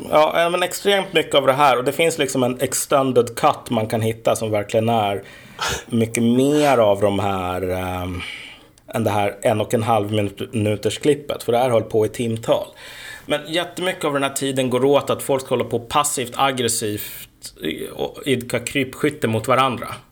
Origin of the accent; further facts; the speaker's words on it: Sweden; also born or lived in Uppsala; vi svenskar